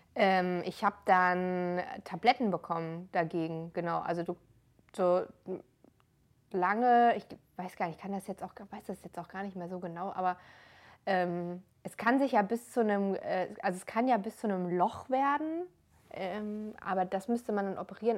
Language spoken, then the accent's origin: German; near Frankfurt, Hesse, Germany; moved away as an adult; also born or lived in Darmstadt; ich bin noch in Hessen groß geworden, ähm, in der Nähe von Frankfurt